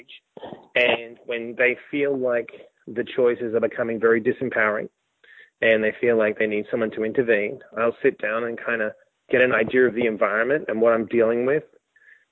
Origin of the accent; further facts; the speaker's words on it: Australia; moved away as an adult; also born or lived in New York; me being an Australian